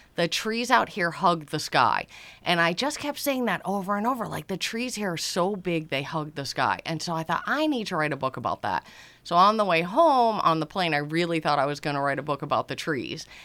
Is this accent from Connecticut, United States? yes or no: yes; Easton, Connecticut, United States; now in West Cape May, United States; I grew up in Easton, Connecticut, roaming the woods